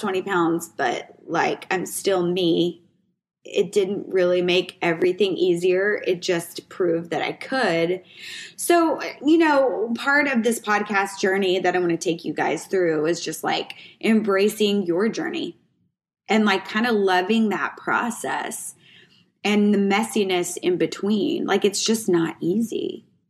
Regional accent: Waco, Texas, United States; also born or lived in New Mexico; I moved here from New Mexico's my dad got a job opportunity, moved here from New Mexico where we really didn't have a lot of money not a lot of opportunity. And my dad kind of saw ahead and we moved here to Waco, Texas.

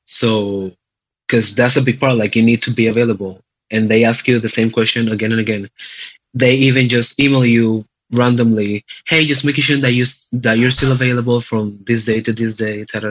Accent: San Juan, Puerto Rico; moved away as an adult; now in Cleveland, United States; I was born and raised in San Juan, Puerto Rico, and I've been in Cleveland, a Cleveland resident for the last four years of my life

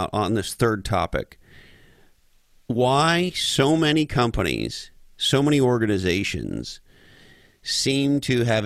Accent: Canada; moved away; I'm originally from Canada

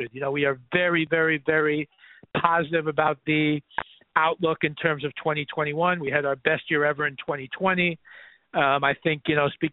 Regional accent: New York City, New York, United States; I grew up in Riverdale, right on the border, right where Riverdale starts

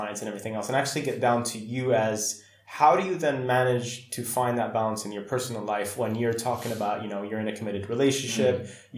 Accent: Saudi Arabia; When I grew up in Saudi

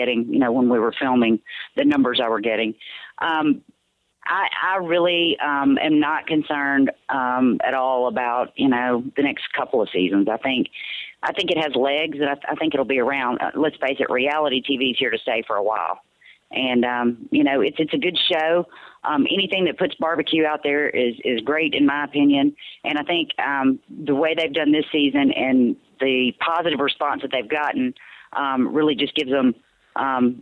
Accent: Mississippi Delta, United States; my childhood growing up in the Mississippi Delta

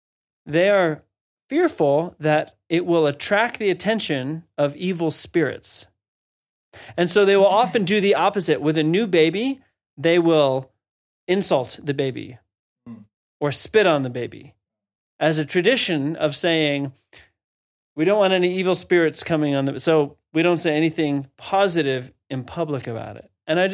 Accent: Washington, District of Columbia, United States; I'm from the East Coast, from D.C.

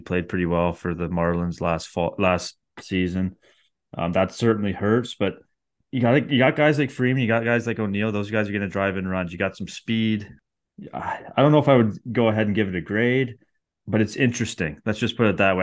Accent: Canada; as a Canadian baseball fan

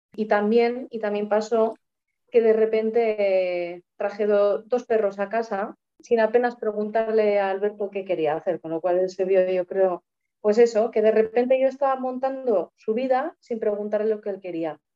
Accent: Tolosa, Basque Country, Spain; moved away as an adult; now in Vitoria-Gasteiz, Spain; Soy de, un pueblo cerca de San Sebastián que se llama Tolosa

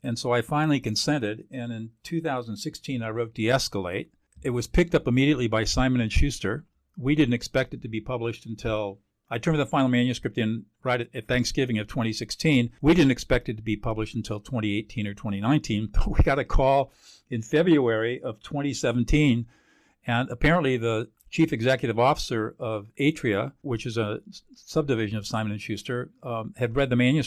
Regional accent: Southern California, United States; I was born and raised in Southern California

